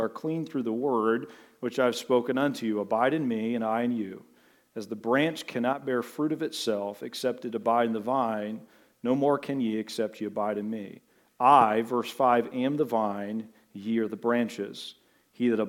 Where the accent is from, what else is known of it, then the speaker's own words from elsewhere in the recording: Butler, United States; I can think back to my formative years growing up in Butler, the big sprawling metropolis of Butler